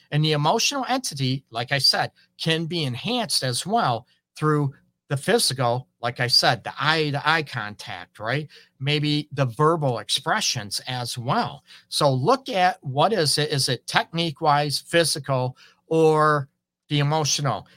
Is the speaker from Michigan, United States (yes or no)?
yes; Port Huron, Michigan, United States; now in Detroit, United States; I grew up in Port Huron